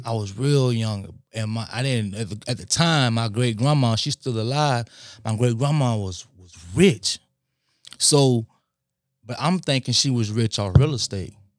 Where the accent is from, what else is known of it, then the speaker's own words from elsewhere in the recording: West Palm Beach, Florida, United States; also born or lived in Lake Worth; grew up in West Palm Beach. We moved to Lake Worth for a little bit, but primarily we, we lived in West Palm